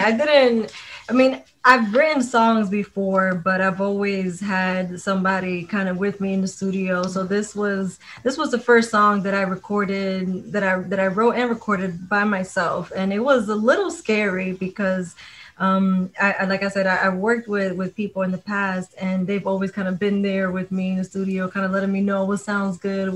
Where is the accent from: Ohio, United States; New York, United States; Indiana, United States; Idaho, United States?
New York, United States; I grew up in New York. I grew up around hip hop